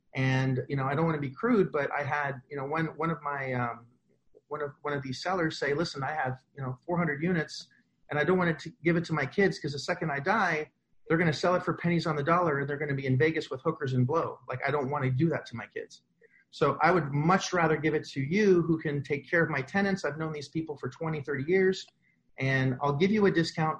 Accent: Canada; now in United States; I'm Canadian

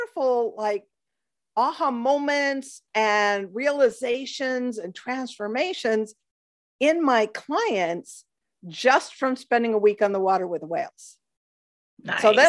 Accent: Pacific Northwest, United States; moved away as an adult; now in Panama; I grew up in the Pacific Northwest on the water, boating with my family, watching orca whales.

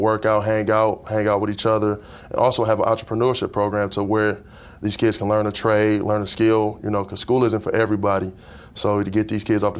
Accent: Detroit, Michigan, United States; I'm originally from Detroit

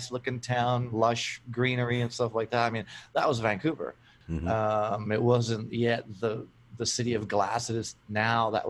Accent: Brno, South Moravian Region, Czechia; so I was born in uh, a town called Brno in the Czech Republic, which is uh, Czechoslovakia back in the day. Lived there with my parents and my brother

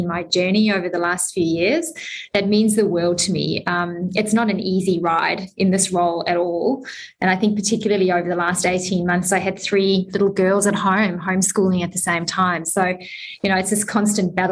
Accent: South Africa; I'm South African.

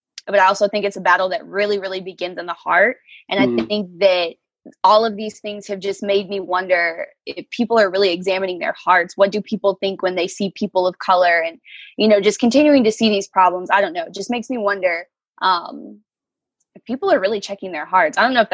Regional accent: Lawton, Oklahoma, United States; I am from Lawton, Oklahoma, lived here pretty much my entire life

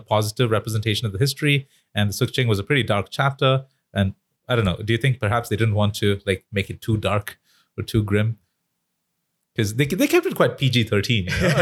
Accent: India; moved away; as an Indian person living in India, studying Indian history

